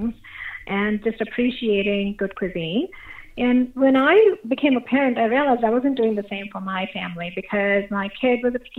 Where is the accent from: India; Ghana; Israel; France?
India; moved away; I grew up in India